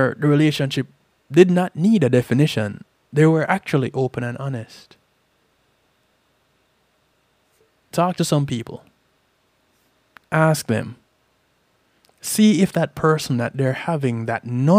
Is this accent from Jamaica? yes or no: yes; Jamaica; Growing up in Jamaica